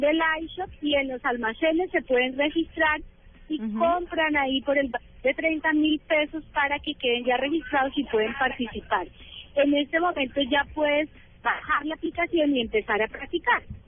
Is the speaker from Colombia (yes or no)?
yes; Colombia; cada uno de nosotros y nosotras como colombianos y colombianas